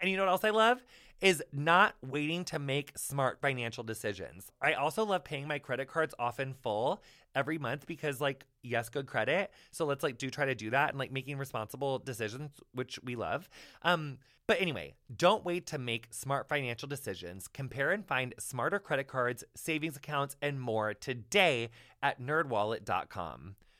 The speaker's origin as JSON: {"language": "English", "country": "United Kingdom", "said": "As a Brit myself, I really cannot imagine why my people have decided to say aluminium."}